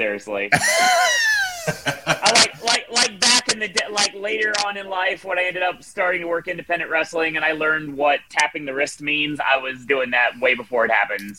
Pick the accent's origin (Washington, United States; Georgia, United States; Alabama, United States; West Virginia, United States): West Virginia, United States; Parkersburg; also born or lived in Mineral Wells, West Virginia / Belpre, Ohio; I'm from Parkersburg.